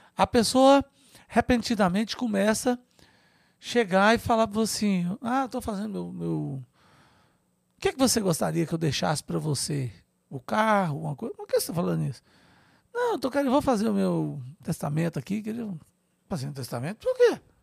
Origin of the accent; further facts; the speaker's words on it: Grão Mogol, Minas Gerais, Brazil; moved away as an adult; also born or lived in Montes Claros / Brasília; eu estudei em escola pública, lá em Gromogol, onde eu nasci, minha cidadezinha no norte de Minas